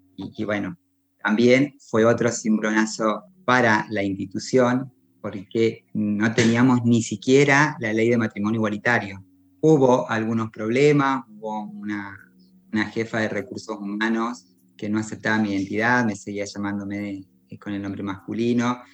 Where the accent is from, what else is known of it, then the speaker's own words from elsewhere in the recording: Maipú, Mendoza, Argentina; soy mendocina, vivo en el departamento de Maipú, aquí nací, aquí crecí